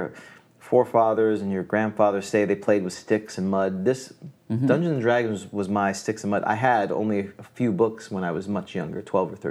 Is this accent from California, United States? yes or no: no; New York City, New York, United States; moved away; I came from New York City, too, so we had, you know, the United Colors of Bennington.